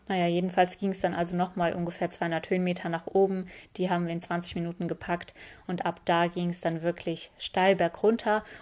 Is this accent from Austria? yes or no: no; Tokmak, Chuy Region, Kyrgyzstan; born there; Ich bin ja in Kirgisistan geboren und zwar in der Stadt Tokmak